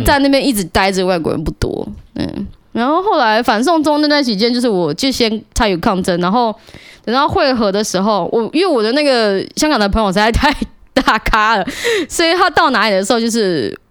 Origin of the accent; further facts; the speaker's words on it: Taiwan; 我是台湾人